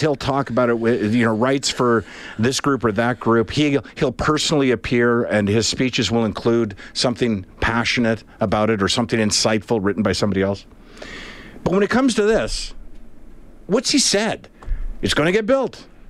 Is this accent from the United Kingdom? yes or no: no; Canada; we're Canadian